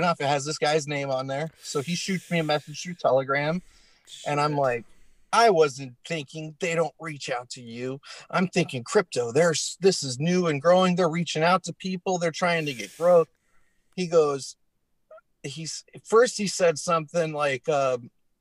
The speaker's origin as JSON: {"language": "English", "town": "Denver", "region": "Colorado", "country": "United States", "moved": "yes", "said": "I'm from Denver originally"}